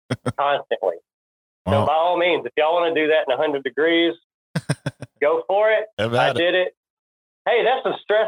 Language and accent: English; Nashville, Tennessee, United States; I live not far. Like, yep. That's my hometown